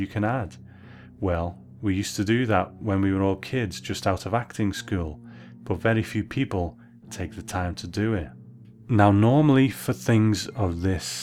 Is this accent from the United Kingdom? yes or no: yes; United Kingdom; As a Brit